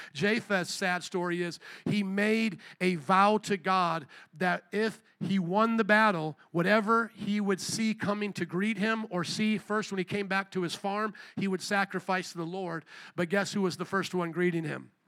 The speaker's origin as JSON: {"language": "English", "area": "near Fort Wayne", "region": "Indiana", "country": "United States", "tie": "born or raised there", "moved": "yes", "said": "Fort Wayne, Indiana, in about 10 minutes outside of where I grew up"}